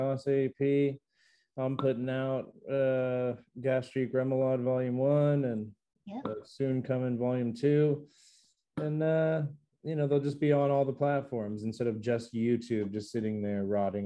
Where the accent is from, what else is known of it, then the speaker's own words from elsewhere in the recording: United States; I'm American.